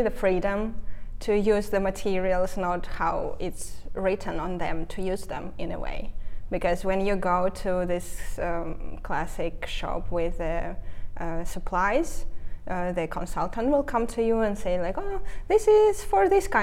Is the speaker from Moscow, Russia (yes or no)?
no; Saint Petersburg, Russia; English is a second language; moved away as an adult; now in Finland; originally I'm from St. Petersburg, Russia. I lived all my life there, but I was raised in a family by a single mom